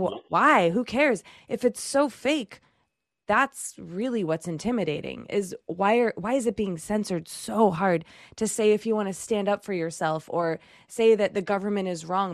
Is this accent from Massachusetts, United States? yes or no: yes; Chelmsford, Massachusetts, United States; I'm from Chelmsford